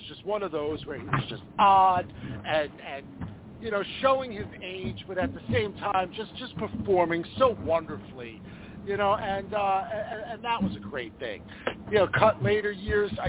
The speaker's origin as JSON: {"language": "English", "region": "New York", "country": "United States", "tie": "born or raised there", "also_born_or_lived": "New Jersey", "moved": "yes", "said": "I didn't have cable TV growing up in New York"}